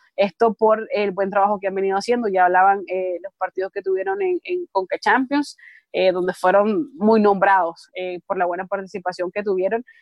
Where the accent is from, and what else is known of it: Nicaragua